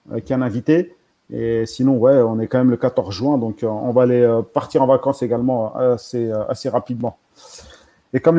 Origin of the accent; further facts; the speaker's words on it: Paris, Île-de-France, France; On est tous de France, ouais, on est tous de, on est tous sur, on est même parisiens, je crois tous.